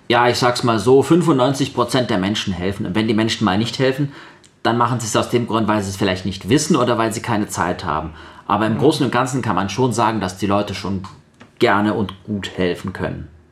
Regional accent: Sindelfingen, Baden-Württemberg, Germany; also born or lived in Kazakhstan / Böblingen; Ich komme aus Sindelfingen

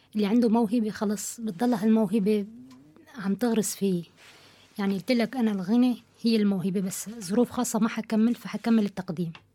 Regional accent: Syria; moved away as an adult; now in Kassel, Germany; من سوريا كرديه الاصل آه، صار لي اربع سنين هون بكاسل

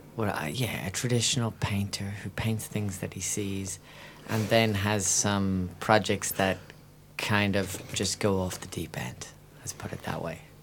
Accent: Ireland; also born or lived in south of France / west coast of Ireland; now in France; I'm I'm an Irishman who's a French artist living in the south of France. Well, between the south of France

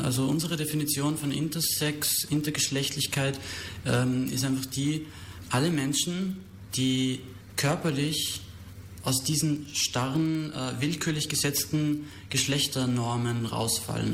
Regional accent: Austria; moved away as an adult; also born or lived in Berlin; now in Germany; ich war ursprünglich eben auch aus Österreich, wo ich bin ich hergekommen

